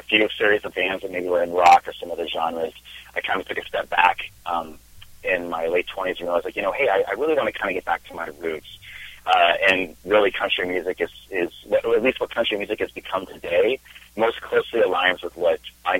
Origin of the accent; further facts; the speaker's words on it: Spokane, Washington, United States; moved away as an adult; now in California, United States; I've been in California about 6 years now. I am originally from Washington State. I grew up in Spokane, and I kind of served the first half of my music career up there, and then did move down to California in 2011.